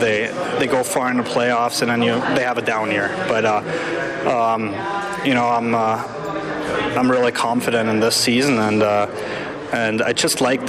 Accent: Germany; moved away; I see it in my hometown

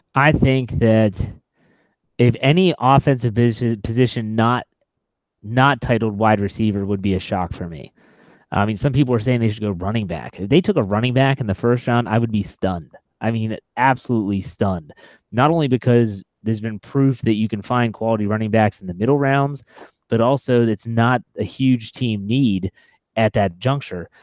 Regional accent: West Virginia, United States; moved away; I'm from West Virginia, and a lot of my kids that I graduated high school

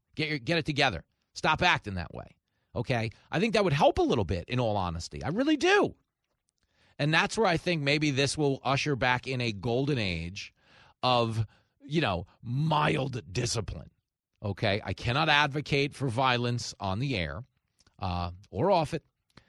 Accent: Nassau County, New York, United States; I grew up in Nassau County.

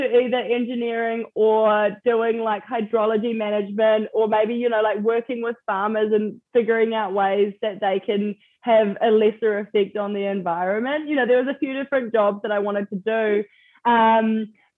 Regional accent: New Zealand; moved away; for people back home to hear my accent

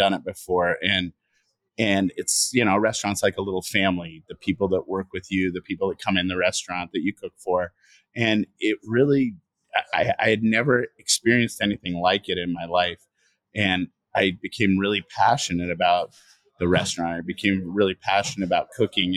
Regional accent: Washington, United States; also born or lived in Egypt; I grew up in Washington State, about 100 miles east of Seattle, and had moved from Egypt

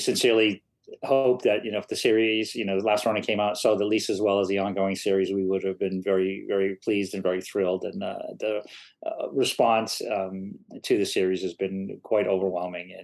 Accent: Maine, United States; my home state of Maine

